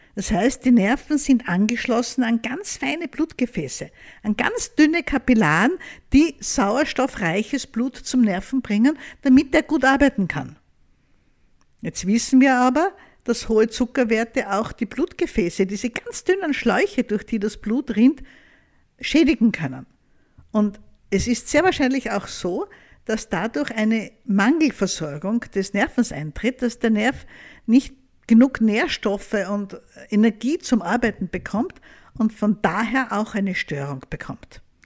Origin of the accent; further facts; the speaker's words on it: Austria; bei uns in Österreich